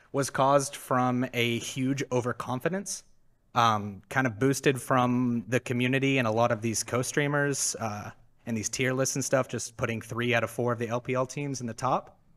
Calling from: Dallas, Texas, United States; Uh, Dallas, Fort Worth.

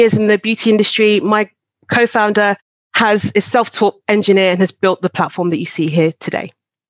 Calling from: London, United Kingdom; I'm calling from London, UK.

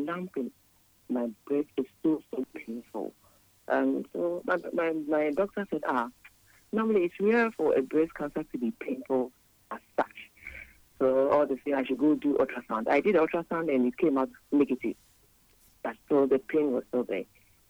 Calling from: Houston, Texas, United States; I'm calling from Houston, and I want to contribute on the program.

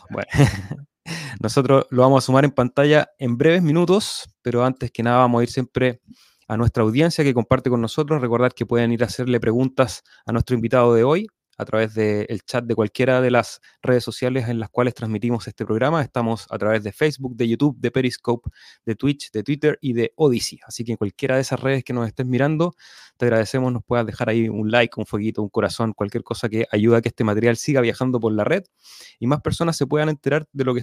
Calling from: Chile; Hola a todos … de Individuo Digital desde la no tan cálida y no tan soleada costa de Chile.

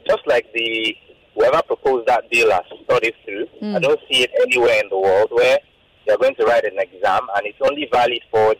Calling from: Lagos, Nigeria; I'm calling from Ogudu.

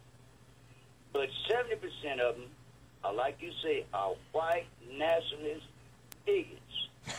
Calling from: Livonia, Michigan, United States; Yes, I'm calling from Livonia.

